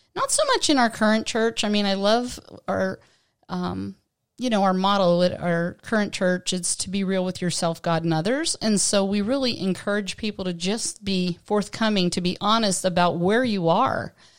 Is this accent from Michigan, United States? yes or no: no; Western Pennsylvania, United States; moved away as an adult; now in Southern California, United States; growing up in Western Pennsylvania